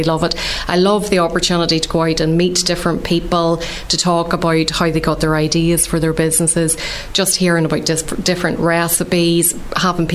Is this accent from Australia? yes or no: no; Ballymena, Northern Ireland, United Kingdom; moved away as an adult; also born or lived in Belfast; I'm from Ballymena in County Antrim, but I would have studied in Belfast.